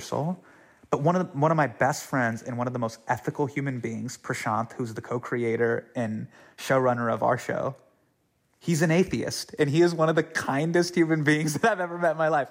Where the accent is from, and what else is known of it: California, United States; born or raised there